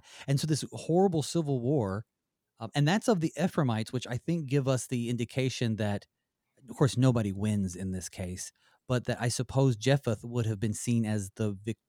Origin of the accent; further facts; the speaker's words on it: Southern United States, United States; accent: southern; I'm from down south, so I'll say y'all a lot. I've lost a lot of my southern accent